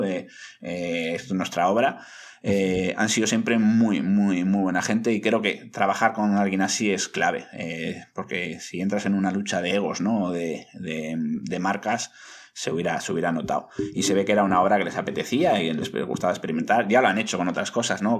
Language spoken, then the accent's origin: Spanish; Bilbao, Basque Country, Spain; soy muy, soy muy, muy bilbaíno y me gusta fardar de ciudad allá donde voy